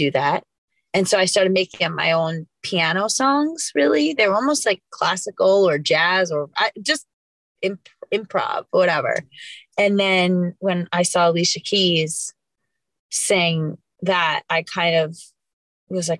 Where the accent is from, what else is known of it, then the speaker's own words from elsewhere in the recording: New York City, New York, United States; moved away as an adult; now in Los Angeles, United States; I'm from New York, grew up in Queens, and then went to school there and then moved out to LA in 2013, 2014